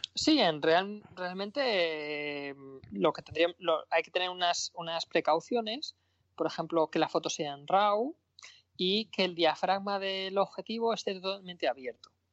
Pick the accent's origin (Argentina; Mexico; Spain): Spain; Madrid, Community of Madrid; also born or lived in Granada / Berlin / Penryn; yo soy madrileño